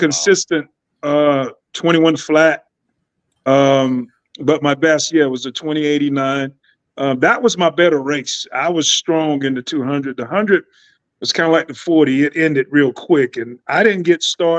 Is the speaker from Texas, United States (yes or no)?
no; Lumberton, North Carolina, United States; I grew up in Lumberton, North Carolina, small town